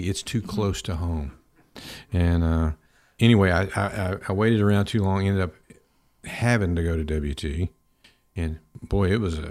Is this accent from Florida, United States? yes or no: no; Pampa, Texas, United States; I grew up in Pampa